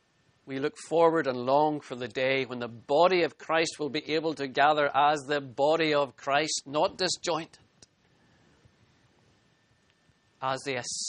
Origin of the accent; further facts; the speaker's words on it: Northern Ireland, United Kingdom; as a boy growing up in Northern Ireland